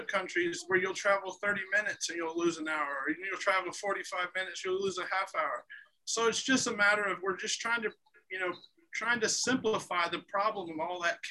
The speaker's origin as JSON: {"language": "English", "region": "Indiana", "country": "United States", "said": "I'm from Indiana"}